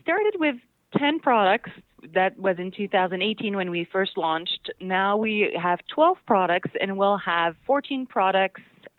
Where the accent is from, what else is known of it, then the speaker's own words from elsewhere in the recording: next to Toulouse, Occitania, France; I grew up in Occitanie. So next to Toulouse.